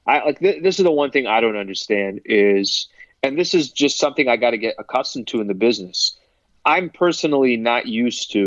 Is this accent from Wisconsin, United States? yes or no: no; San Diego, California, United States; I'm from San Diego